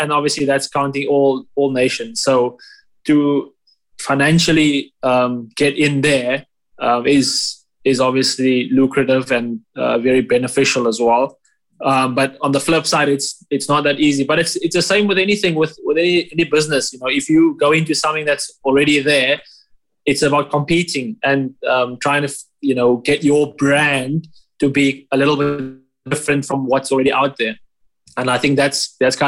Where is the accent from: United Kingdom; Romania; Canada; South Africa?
South Africa; I'm South African